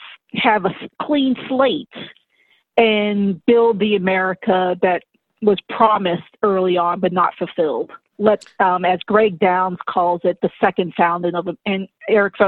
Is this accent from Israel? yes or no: no; Boston, Massachusetts, United States; as a native Bostonian, I'm sorry, Dedham